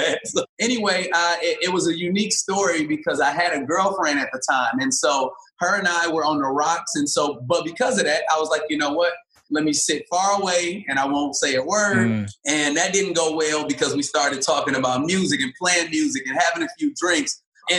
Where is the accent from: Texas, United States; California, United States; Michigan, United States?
Michigan, United States; Detroit; moved away as an adult; also born or lived in Springfield, Illinois / Inkster, Michigan / Ohio; now in Los Angeles, United States; born in Springfield, Illinois, if you want to start back that far. But I was raised in Detroit, Michigan and Inkster, Michigan